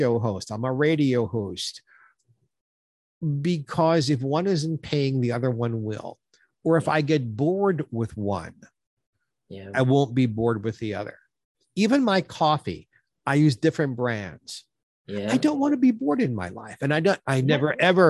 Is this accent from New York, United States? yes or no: yes; New York, United States; moved away; I'm from New York originally